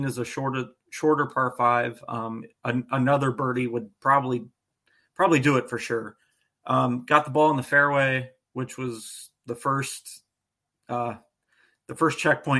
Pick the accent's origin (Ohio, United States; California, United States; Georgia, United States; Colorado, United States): Ohio, United States; Northeast; I grew up playing Lions Den Golf Course in Canal Fulton, Ohio